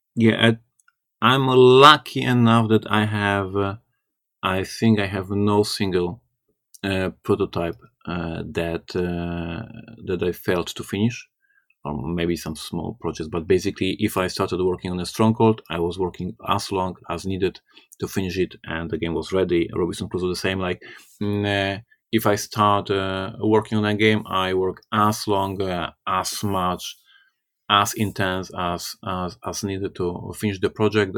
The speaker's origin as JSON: {"language": "English", "country": "Poland", "said": "I'm from Poland. I'm Slavic"}